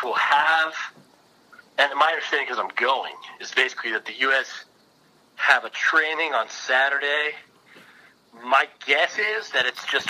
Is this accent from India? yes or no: no; United States; as an American, I don't want to get all patriotic